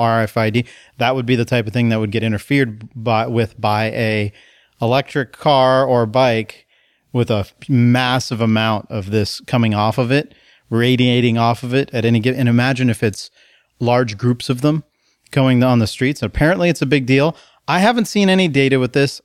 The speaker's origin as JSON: {"language": "English", "country": "United States", "lives_now": "Portland, United States", "said": "I'm American"}